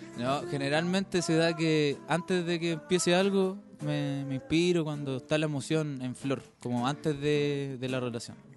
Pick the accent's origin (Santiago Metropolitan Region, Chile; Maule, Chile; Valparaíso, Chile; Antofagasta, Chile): Maule, Chile; Talca; yo soy de Talca